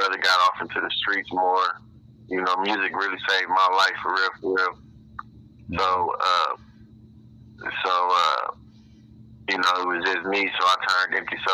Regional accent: Chicago, Illinois, United States; also born or lived in Waukegan, Illinois; I was born in Waukegan, Illinois, and I grew up in between Lake County and Cook County. So Chicago and Waukegan, North Chicago, Illinois. You know, I was born out here. I grew up in Chicago, though, on the south side

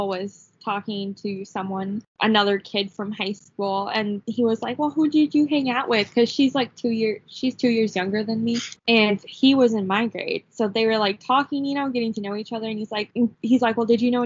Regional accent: Wisconsin, United States; I'm from Wisconsin

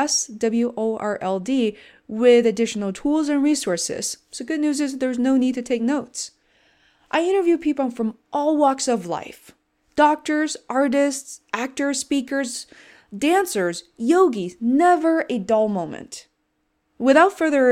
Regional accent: China; moved away; Growing up in China, many kids, such as myself, had an obsession towards the medical field

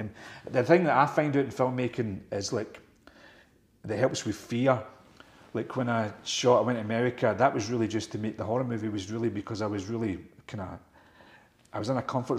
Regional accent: Scotland, United Kingdom; And I'm a Scottish guy running the boot.

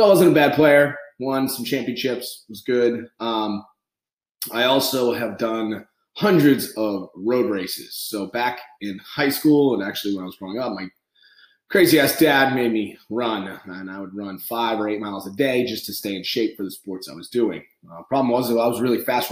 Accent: New England, United States; I grew up on the East Coast, I'm from New England, Irish Catholic

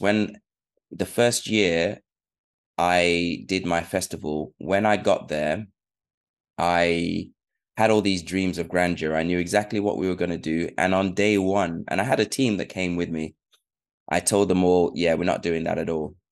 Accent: United Kingdom; also born or lived in Sierra Leone; I was born in 1985 and we moved to UK when my mum was doing her PhD. And that was about 1990

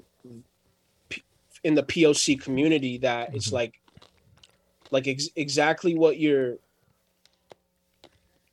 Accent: New Jersey, United States; I grew up in New Jersey, which is one of the most liberal states in the whole United States

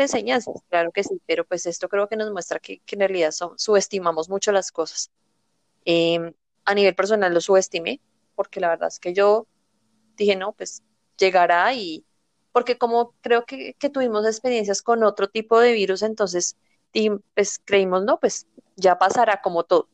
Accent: Colombia; también soy colombiana

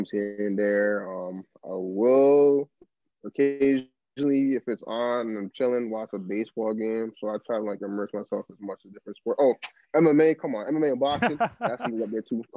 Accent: Toronto, Ontario, Canada; I'm from Toronto

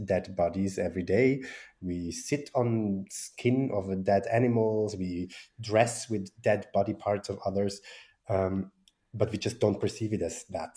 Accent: Switzerland; I was from Switzerland

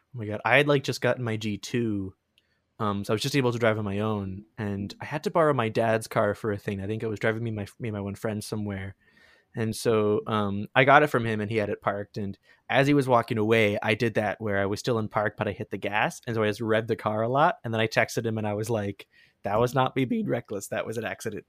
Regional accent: Sarnia, Ontario, Canada; Sarnia, my hometown

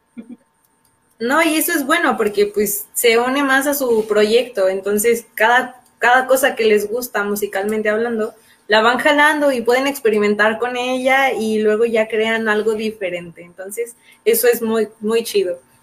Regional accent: León, Guanajuato, Mexico; Nosotros somos eh, de León, Guanajuato, estamos en el centro del país

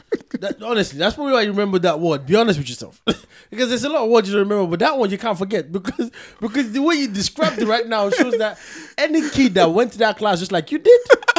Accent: Nigeria; I'm telling you, I'm from Nigeria. Like, you're going to disprove what I'm saying. I'm Nigerian.

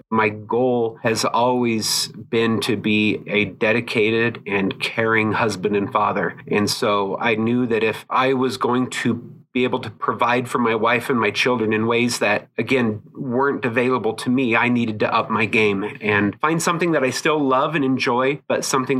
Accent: Utah, United States; born there; I was born on Hill Air Force Base, and a lot of my family is from here in Utah.

